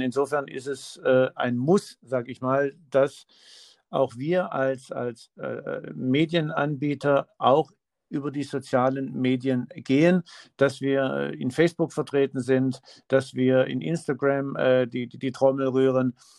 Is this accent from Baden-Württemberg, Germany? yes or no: yes; Swabia, Baden-Württemberg, Germany; also born or lived in Heidelberg/Mannheim/Weinheim area; now in Heidelberg area, Germany; ich, äh, bin gebürtiger Schwabe